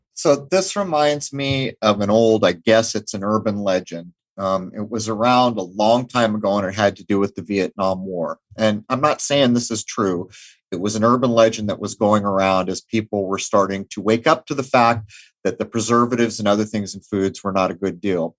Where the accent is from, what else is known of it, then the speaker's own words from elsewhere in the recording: Southern California, United States; now in Rhode Island, United States; I grew up in Southern California